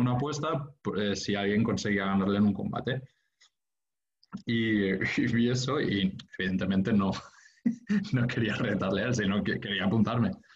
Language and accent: Spanish; Sant Feliu de Guíxols, Catalonia, Spain; moved away as an adult; now in Barcelona, Spain; me crié en San Felipe de Guíxols, en la Costa Brava. yo no vine a Barcelona hasta, hasta los 18 años